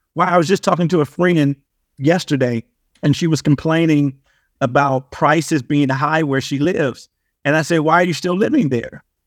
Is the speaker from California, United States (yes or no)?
yes; Compton, California, United States; growing up in Compton